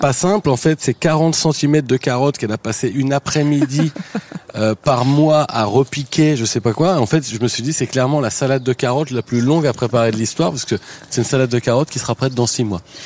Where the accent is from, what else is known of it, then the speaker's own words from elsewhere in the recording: Eu, Normandy, France; also born or lived in Abbeville / Chinon / Paris; now in Étampes, France; j'ai grandi en Normandie, donc à eux